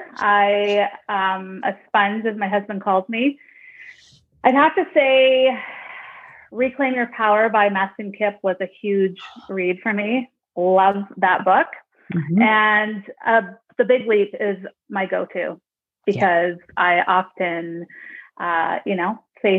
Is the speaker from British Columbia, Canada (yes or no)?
yes; Nanaimo, British Columbia, Canada; I'm from Vancouver Island, a small, well, not so small anymore, a town called Nanaimo in Canada.